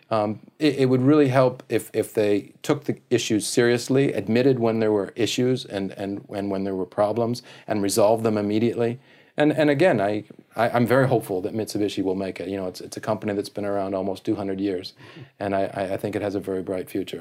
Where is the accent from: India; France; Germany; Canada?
Canada; now in Japan; I'm a Canadian